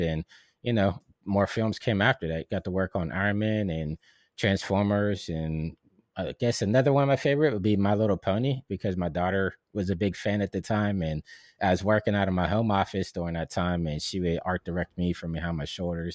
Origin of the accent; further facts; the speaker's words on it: Pittsburgh, Pennsylvania, United States; moved away; I'm from Pittsburgh, and I know how far that is